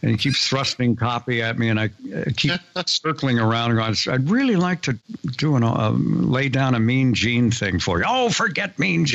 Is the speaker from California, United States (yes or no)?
yes; San Diego, California, United States; We're both from San Diego